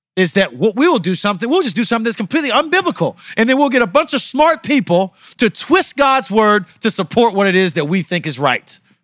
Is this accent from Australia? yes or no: no; United States; I'm from America